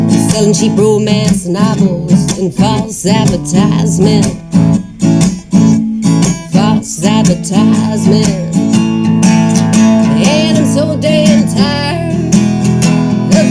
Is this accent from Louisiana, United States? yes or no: yes; New Orleans, Louisiana, United States; I was born in New Orleans